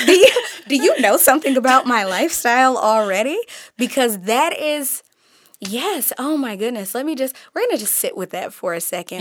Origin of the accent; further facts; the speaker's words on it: Detroit, Michigan, United States; moved away as an adult; also born or lived in Kalamazoo, Michigan / Chicago / Seattle / Portland; now in Oakland, United States; I grew up predominantly in Detroit. I graduated from Detroit Public Schools